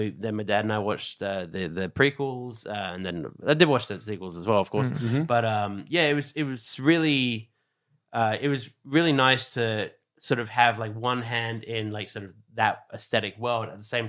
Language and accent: English; Australia; And so even though I am Australian, I want to make sure that when it comes to Japan's instruments, it's the exact same approach.